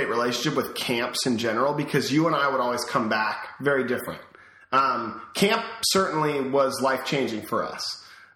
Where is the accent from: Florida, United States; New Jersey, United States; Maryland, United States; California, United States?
California, United States; Davis; also born or lived in Sacramento, California; We moved from Sacramento